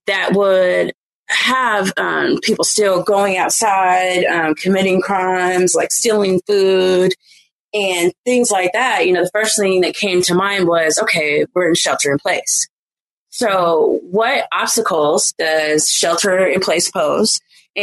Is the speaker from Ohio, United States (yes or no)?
no; Oakland, California, United States; I'm from Oakland